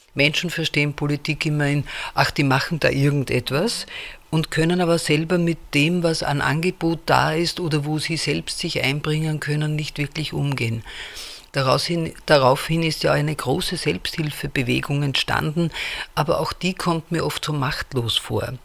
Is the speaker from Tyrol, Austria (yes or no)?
no; Vienna, Austria; ich komme aus Wien